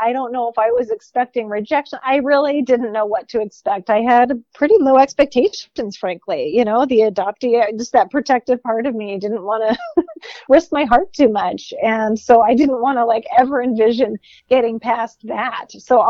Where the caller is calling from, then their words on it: Seattle, Washington, United States; hi, I'm calling from Seattle